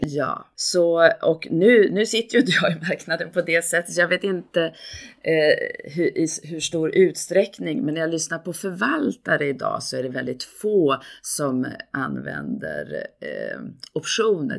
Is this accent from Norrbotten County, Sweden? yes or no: no; Gävle, Gävleborg County, Sweden; moved away as an adult; now in Stockholm, Sweden; jag kommer från Gävle, jag är inte här från Stockholm.